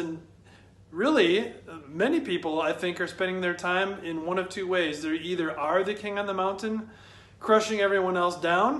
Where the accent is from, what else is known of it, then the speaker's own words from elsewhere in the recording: Michigan, United States; When I was a kid, growing up in Michigan